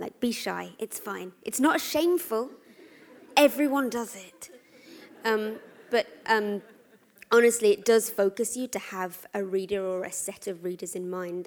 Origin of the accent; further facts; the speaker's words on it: London, United Kingdom; I'm a Londoner.